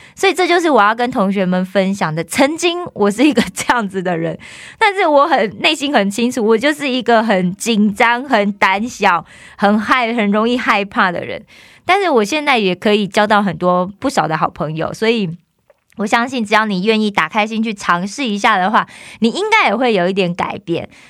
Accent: Taiwan; moved away as an adult; also born or lived in South Korea; 我是台湾来的

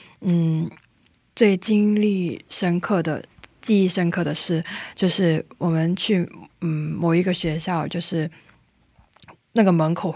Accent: Hong Kong; now in South Korea; 但我是香港人，

